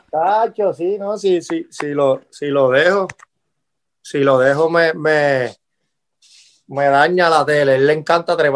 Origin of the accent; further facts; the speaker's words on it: Puerto Rico; yo siempre, cuando chamaquito crecí en Puerto Rico escuchando todo eso.